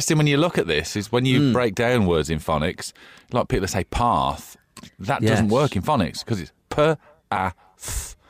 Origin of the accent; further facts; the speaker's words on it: Black Country, West Midlands, United Kingdom; Yeah, because I'm from the Black Country.